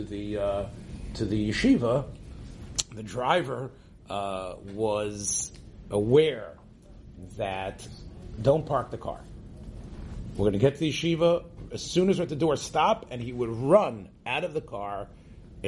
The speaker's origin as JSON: {"language": "English", "country": "Israel", "tie": "born or raised there", "said": "growing up in Eretz Yisrael"}